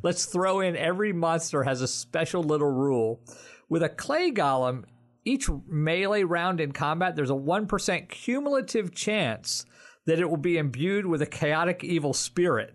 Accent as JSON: {"language": "English", "region": "New Jersey", "country": "United States", "said": "I'm from New Jersey and not Jewish."}